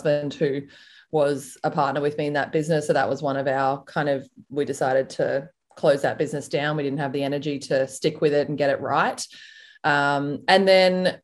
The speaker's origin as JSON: {"language": "English", "town": "Melbourne", "region": "Victoria", "country": "Australia", "also_born_or_lived": "Sydney / United States", "moved": "as an adult", "said": "I'm from Melbourne in Australia"}